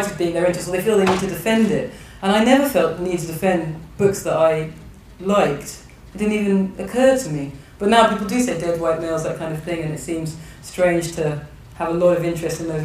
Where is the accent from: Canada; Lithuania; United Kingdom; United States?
United Kingdom; England; I'm born and bred in England